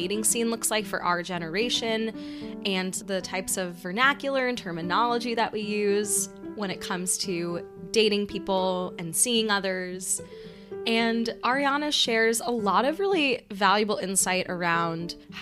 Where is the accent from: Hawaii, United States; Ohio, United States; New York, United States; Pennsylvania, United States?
New York, United States; New York City; growing up in New York City